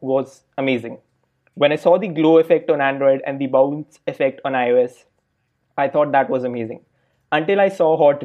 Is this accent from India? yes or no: yes; India; now in Berlin, Germany; I'm currently working as a software engineer at Delivery Hero in Berlin, and I'm originally from India